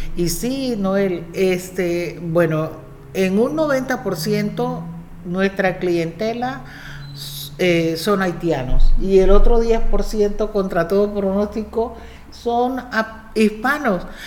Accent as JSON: {"language": "Spanish", "town": "Cartagena", "region": "Bolívar", "country": "Colombia", "also_born_or_lived": "Indiana, United States", "moved": "as an adult", "lives_now": "United States", "said": "Bueno, yo soy colombiana. Eh, soy de la ciudad de Cartagena, una de las ciudades más lindas que tiene Colombia"}